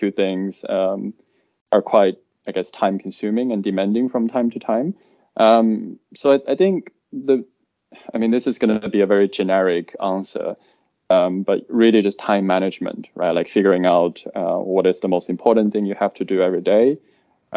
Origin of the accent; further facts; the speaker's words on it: China; also born or lived in United States; now in London, United Kingdom; I was originally from China.